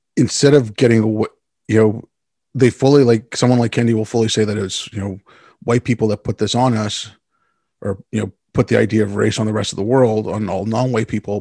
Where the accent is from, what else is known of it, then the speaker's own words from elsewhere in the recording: Canada; the only thing Canadians are proud of is that we're not Americans